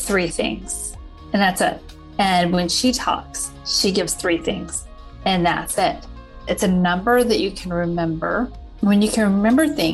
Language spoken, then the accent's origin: English; Lancaster, South Carolina, United States; also born or lived in Charlotte, North Carolina / Chapel Hill, North Carolina / Hong Kong / New York City; now in Austin, United States; I grew up in Lancaster, South Carolina, which is just south of Charlotte, North Carolina.